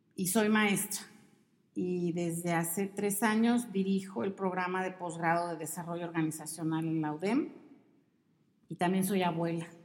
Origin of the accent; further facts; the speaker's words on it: Mexico City, Mexico; moved away as an adult; also born or lived in Veracruz / Monterrey; Y nos fuimos a vivir a la Ciudad de México, ahí crecí